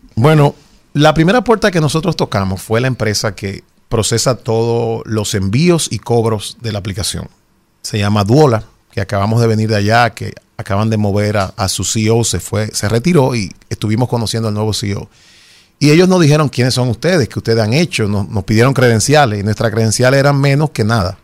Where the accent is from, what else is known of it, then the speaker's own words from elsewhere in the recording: Dominican Republic; somos dominicanos